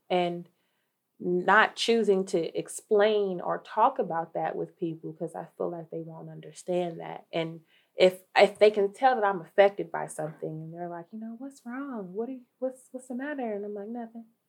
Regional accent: Dayton, Ohio, United States; I'm from Dayton, Ohio, born and raised

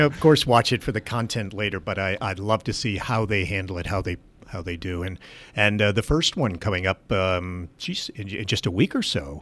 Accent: Gilboa, New York, United States; Gilboa is my hometown

